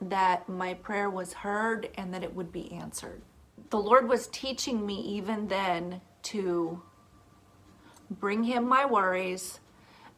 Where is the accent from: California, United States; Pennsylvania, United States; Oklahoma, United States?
Oklahoma, United States; also born or lived in Washington; Growing up in Oklahoma was amazing